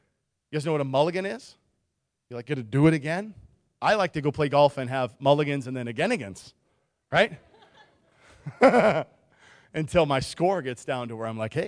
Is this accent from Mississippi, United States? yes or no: no; Nikiski, Alaska, United States; I grew up in Nikiski. Birds don't live by the chemical plant.